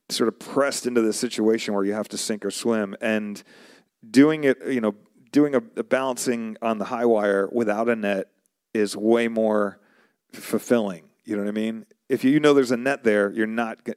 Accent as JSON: {"language": "English", "region": "New York", "country": "United States", "also_born_or_lived": "Arizona", "said": "So I, originally, I'm from New York. Before I moved to Arizona, I was in New York"}